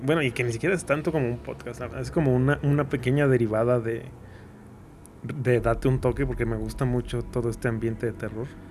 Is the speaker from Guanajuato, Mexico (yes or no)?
yes; Irapuato, Guanajuato, Mexico; de aquí de Irapuato, de, de donde yo soy